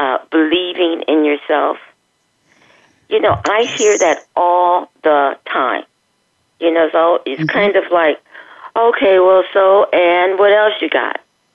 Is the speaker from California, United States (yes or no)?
yes; Los Angeles, California, United States; now in Palm Springs, United States; And I moved here from Los Angeles. {S1} Okay. {S2} L.A. is my home. {S1} Oh, okay. Okay. {S2} I was born and raised there.